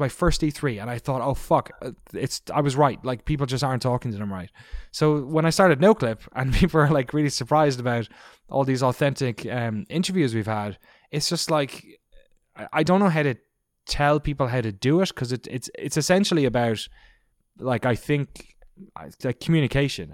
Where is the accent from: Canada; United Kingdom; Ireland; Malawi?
Ireland; I grew up in Ireland